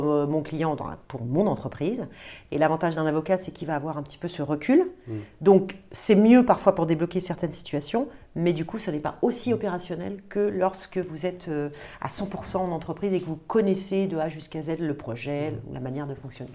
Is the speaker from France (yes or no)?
yes; Paris, Île-de-France, France; Je, je viens euh, euh, de Paris. Je suis vraiment parisienne